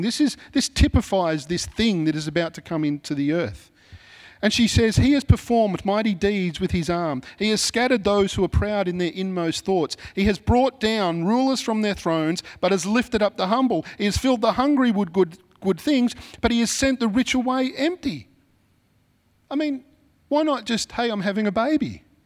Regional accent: Sydney, New South Wales, Australia; I'm from Mount Druitt

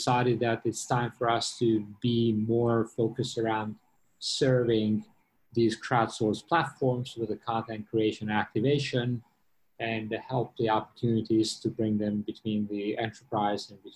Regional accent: New York, United States; moved away as an adult; now in Singapore; I was in New York. I'm from New York

